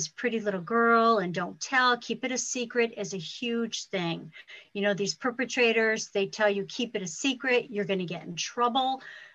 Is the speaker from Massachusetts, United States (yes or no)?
yes; Ludlow, Massachusetts, United States; I'm from Ludlow, Massachusetts.